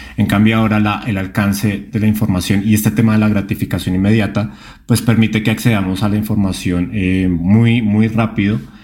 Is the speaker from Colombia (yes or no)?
yes; Colombia; moved away; directamente desde mi tierra, desde Colombia